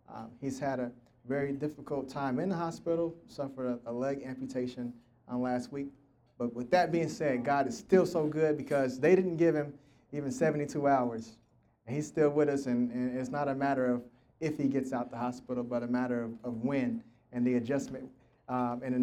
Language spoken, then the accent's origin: English; Tulsa, Oklahoma, United States; I'm from Tulsa, Oklahoma, born and raised here